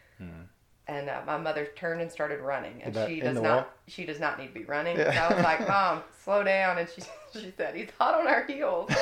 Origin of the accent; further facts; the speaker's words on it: Valdosta, Georgia, United States; moved away as an adult; now in St. Simons Island, United States; I am from Valdosta, Georgia